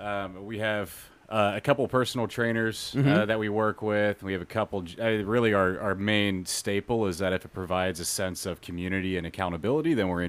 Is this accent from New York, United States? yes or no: no; Birmingham, Alabama, United States; born there; also born or lived in Nashville / Clarksville; So I was actually born in Birmingham, Alabama.